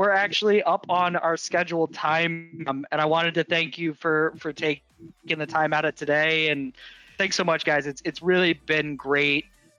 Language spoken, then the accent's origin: English; New York City, New York, United States; moved away as an adult; now in Boston, United States; I grew up in Manhattan, in as close to being from New York City as humanly possible.